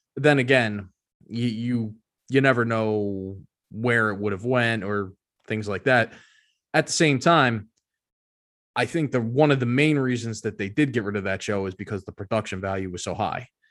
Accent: Philadelphia, Pennsylvania, United States; I am from Philadelphia

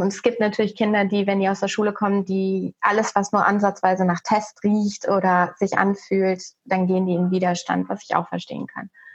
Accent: Germany; moved away as an adult; wir sind in 2018 aus Deutschland ausgewandert

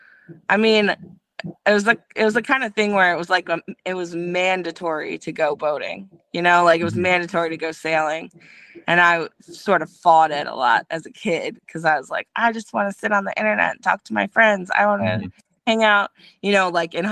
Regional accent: Baltimore, Maryland, United States; moved away as an adult; also born or lived in New Zealand; we're both from Baltimore originally.

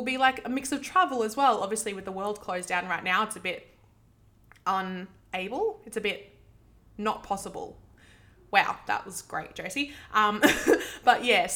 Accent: Sydney, New South Wales, Australia; I grew up in Western Sydney

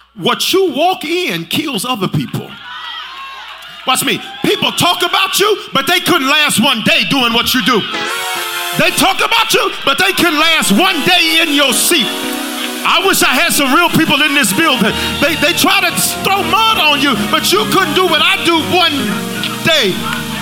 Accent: Memphis, Tennessee, United States; moved away; also born or lived in Colorado; I'm from South Memphis

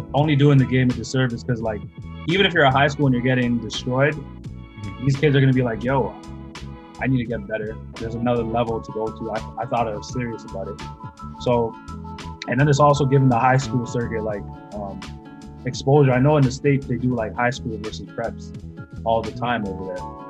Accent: Mississauga, Ontario, Canada; also born or lived in Burlington; growing up in Mississauga

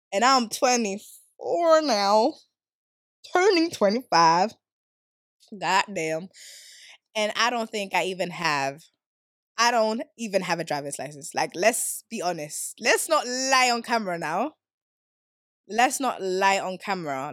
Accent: Stockholm, Stockholm County, Sweden; moved away as an adult; now in England; I grew up in Sweden, Stockholm, south of South.

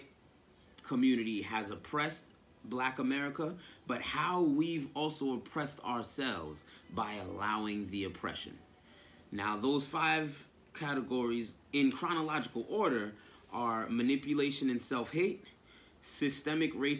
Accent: Nyack, New York, United States; I was born and raised in Nyack, New York.

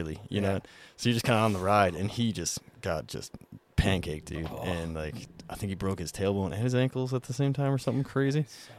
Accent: Alaska, United States; I grew up in Alaska.

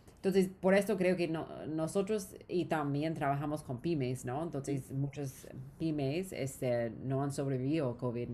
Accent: Orange County, California, United States; Spanish is a second language; moved away as an adult; also born or lived in Los Angeles / Peru; now in Mexico; no soy de América Latina, eh, crecí en California

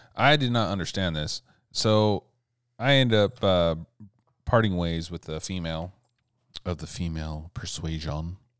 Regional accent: Montana, United States; I'm from Montana

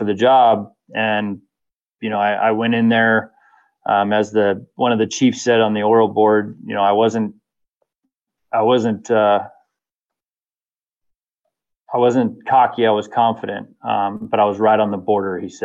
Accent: Temecula, California, United States; also born or lived in Valencia, California; I grew up in a little town. Well, it was little, it's huge now, just like every city in California, but in Temecula, which is the southern wine country of California

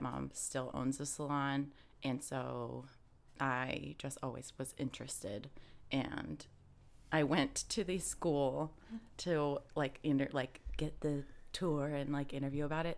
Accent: Indiana, United States; now in Austin, United States; originally, I'm from Indiana. Midwest gal

